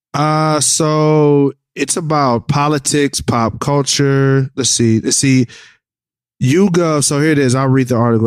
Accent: Nashville, Tennessee, United States; I'm from Nashville

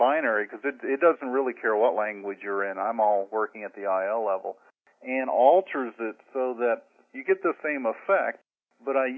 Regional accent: Indiana, United States; moved away as an adult; now in San Diego, United States; I grew up in Indiana, and the company I worked for back in 1978 sent me to California for training

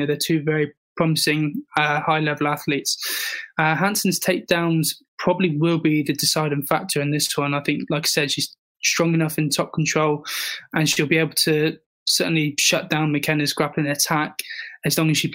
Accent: England, United Kingdom; as a proud Englishman

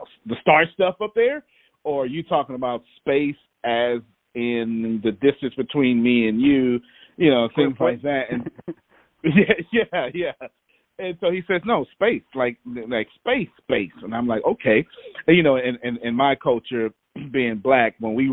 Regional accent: Texas, United States; I'm from Texas

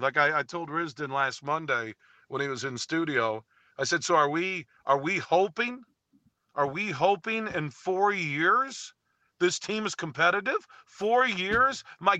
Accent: Detroit area, Michigan, United States; I grew up here. It's not like I grew up in Texas and moved here.

